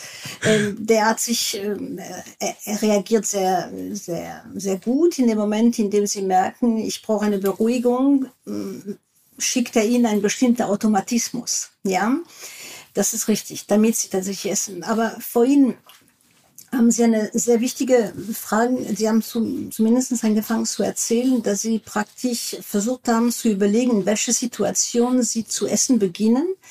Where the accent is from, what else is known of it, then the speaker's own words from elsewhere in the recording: France; German is a second language; moved away; ich bin Französin